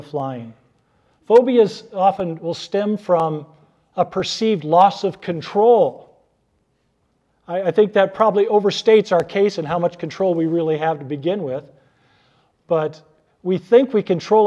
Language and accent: English; Arnold, Nebraska, United States; I grew up near Arnold, Nebraska.